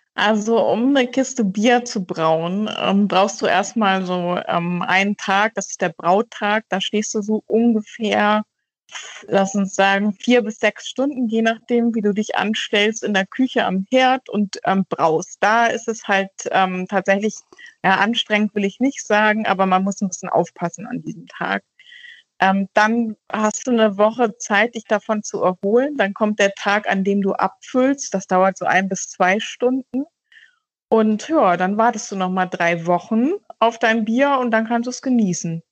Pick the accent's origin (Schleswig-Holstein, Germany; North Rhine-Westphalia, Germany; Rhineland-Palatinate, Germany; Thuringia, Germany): Schleswig-Holstein, Germany; North Frisia; now in Hamburg, Germany; Ich bin in Nordfriesland groß geworden